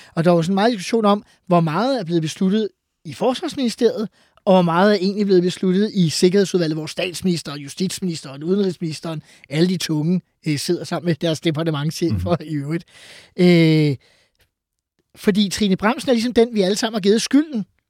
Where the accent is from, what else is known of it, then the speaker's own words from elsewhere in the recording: Farum, Capital Region of Denmark, Denmark; jeg er jo fra Farum, og har været øh, dermed øh, boet i en kommune, hvor Peter Brikstofte var borgmester